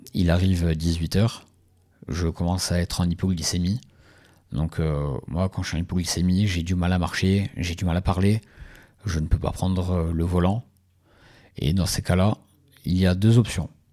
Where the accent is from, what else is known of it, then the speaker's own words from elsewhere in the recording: Ajaccio, Corsica, France; je suis originaire d'Ajaccio